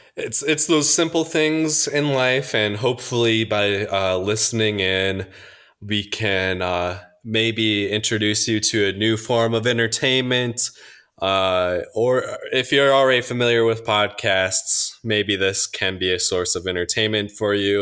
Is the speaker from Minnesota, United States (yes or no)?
yes; Minnesota, United States; moved away; I'm from Minnesota